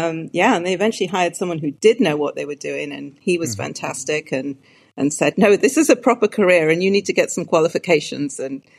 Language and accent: English; Newcastle upon Tyne, North East England, United Kingdom; moved away as an adult; So I am originally from Newcastle upon Tyne.